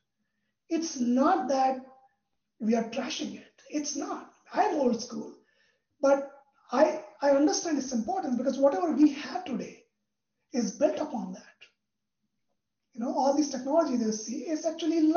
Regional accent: India; moved away; I'm from India

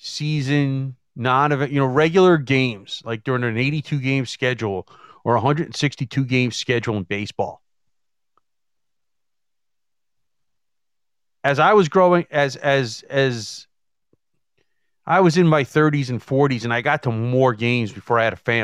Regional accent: United States; we sit here as American citizens

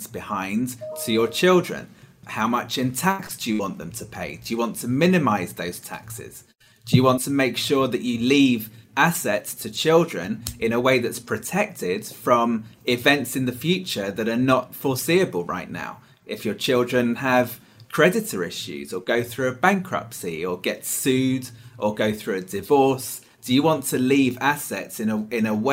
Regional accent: United Kingdom; moved away as an adult; also born or lived in Hong Kong / London; now in United States; I'm not from Texas, but I am from the UK originally.

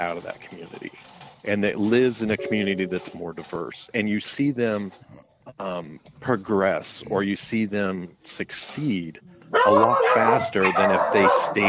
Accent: Colorado, United States; moved away as an adult; also born or lived in Nashville, Tennessee; now in North Carolina, United States; I lived in Nashville, Tennessee for 9 years. And now I'm in North Carolina. I've been here for about 5 years. And I'm from Colorado.

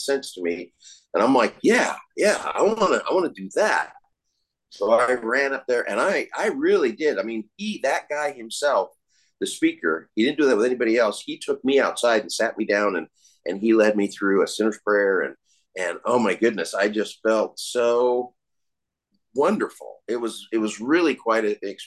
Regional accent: Colorado, United States; also born or lived in California; I was raised from the time I was about 4 and a half, when I moved from California to Colorado.

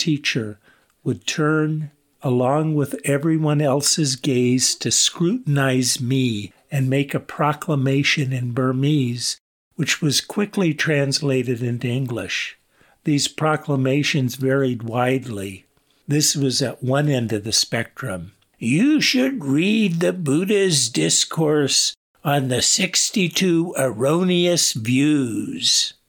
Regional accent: United States; I was introduced as an American Mahayana priest who was about to be ordained as a Theravada monk.

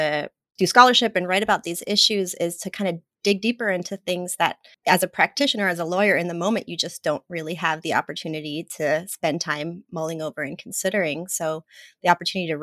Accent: Mexico; moved away; I'm Latina, I was born in Mexico

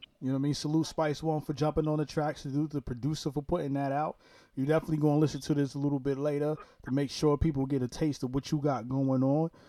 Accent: New York City, New York, United States; I'm originally from Brooklyn, New York. That's how we talk out there.

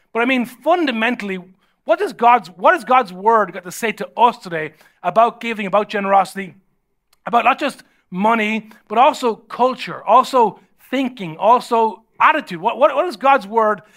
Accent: Ireland; normally how I was raised in Ireland

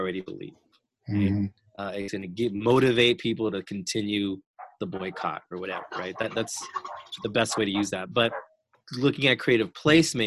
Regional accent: Arizona, United States; I am from Arizona.

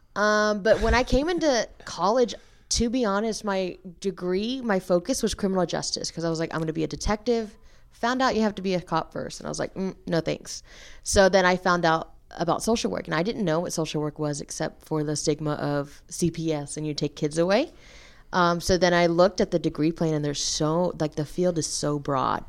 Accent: Dallas, Texas, United States; moved away as an adult; now in Nacogdoches, United States; I'm originally from Dallas, Texas, so I'll be moving back after graduation

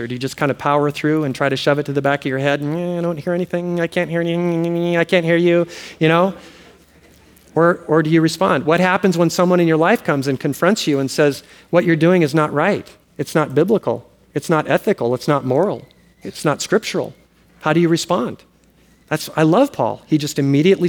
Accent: Oahu, Hawaii, United States; moved away as an adult; also born or lived in US mainland; now in Kauai, United States; We grew up on Oahu

